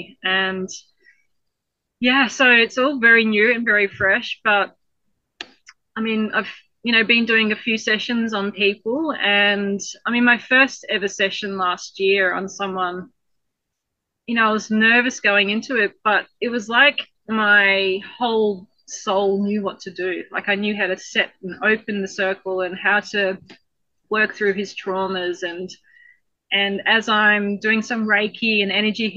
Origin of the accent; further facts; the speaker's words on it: Tully, Queensland, Australia; We're from Tully. So Tully is like the wettest town in Queensland.